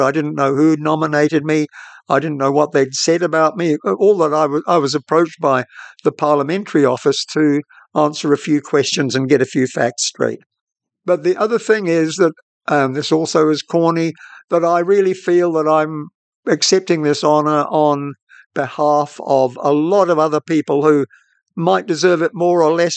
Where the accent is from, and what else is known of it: New Zealand